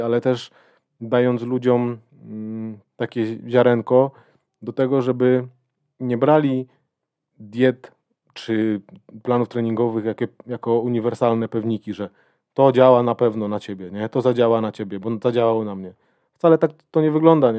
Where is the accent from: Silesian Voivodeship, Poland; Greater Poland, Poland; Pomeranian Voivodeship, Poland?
Silesian Voivodeship, Poland; Będzin; moved away as an adult; now in Katowice, Poland; jestem z Będzina, pochodzę z Będzina. Y, od kilku lat mieszkam w Katowicach